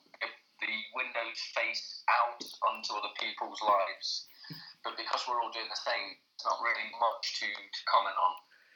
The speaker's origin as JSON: {"language": "English", "region": "England", "country": "United Kingdom", "tie": "born or raised there", "also_born_or_lived": "Aberdeen, Scotland / Manchester", "moved": "as an adult", "lives_now": "United States"}